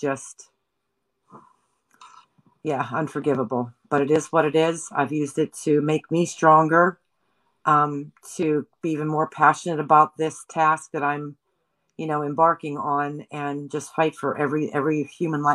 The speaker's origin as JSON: {"language": "English", "town": "Johnstown", "region": "Pennsylvania", "country": "United States", "moved": "yes", "said": "I'm originally from a city called Johnstown, which is Cambria County"}